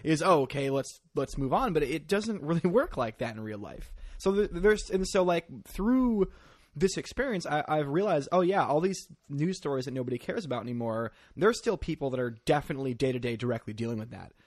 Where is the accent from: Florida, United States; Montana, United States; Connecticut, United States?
Connecticut, United States; Northeast; now in New York, United States; I grew up in, uh, the backwoods of Northeast Connecticut